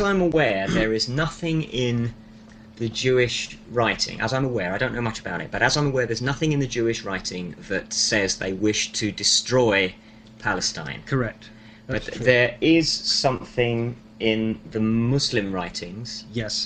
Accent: London, United Kingdom; I am a Londoner.

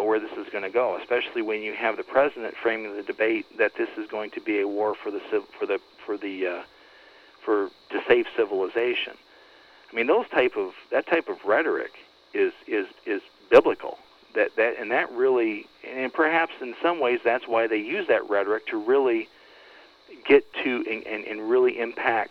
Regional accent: Flint, Michigan, United States; now in Detroit area, United States; I'm actually from Flint originally, just north of Flint

